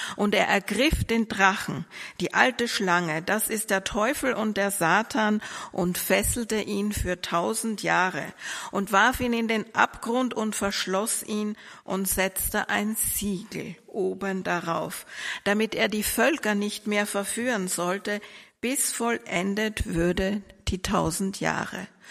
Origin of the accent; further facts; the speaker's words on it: Vienna, Austria; moved away as an adult; now in Mannheim, Germany; ich komme ursprünglich aus Österreich. Ich bin in Wien geboren und groß geworden